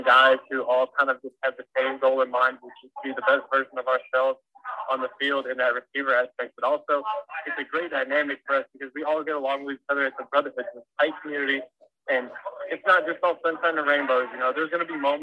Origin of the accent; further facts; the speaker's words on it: Dallas, Texas, United States; play for my hometown and do all the stuff I get to do in Dallas